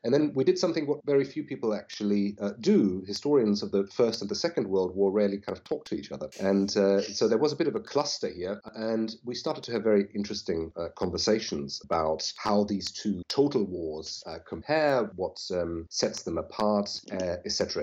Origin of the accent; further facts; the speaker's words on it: Berlin, Germany; moved away as an adult; also born or lived in Oxford, United Kingdom; now in Dublin, Ireland; I'm originally from Berlin, Germany, and I moved to the UK uh, in 2000, I think, to do my PhD at Oxford